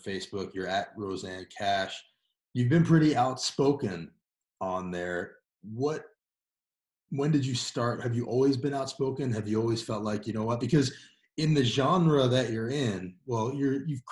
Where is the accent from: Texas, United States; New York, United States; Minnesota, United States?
New York, United States; New York City; now in Tennessee, United States; I was born in New York, by the way, in Upper East Side.